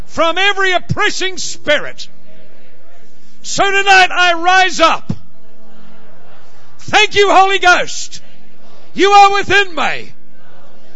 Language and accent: English; Ireland; I know I'm from Ireland